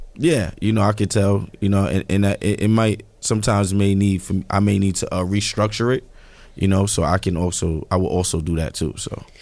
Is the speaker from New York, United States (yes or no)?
yes; New York City, New York, United States; I'm from Marcy Projects.